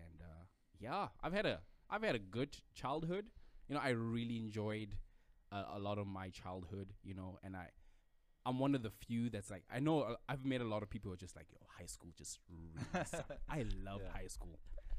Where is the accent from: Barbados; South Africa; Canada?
South Africa; moved away as an adult; now in Idaho, United States; I have been actually in Idaho here for 2 years. I'm originally from South Africa.